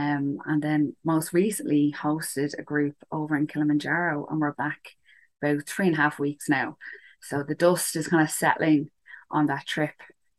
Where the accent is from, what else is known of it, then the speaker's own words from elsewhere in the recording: Dublin, Leinster, Ireland; I'm from Dublin. I'm 31.